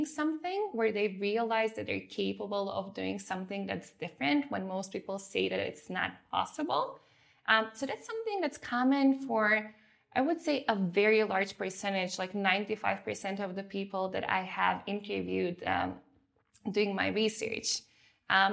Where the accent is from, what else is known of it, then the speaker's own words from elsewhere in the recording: North Macedonia; moved away; also born or lived in Germany; I grew up in Macedonia